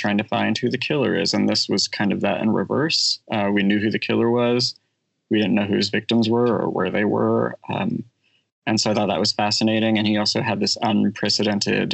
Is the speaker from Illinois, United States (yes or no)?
no; Bay Area, California, United States; I grew up in the Bay Area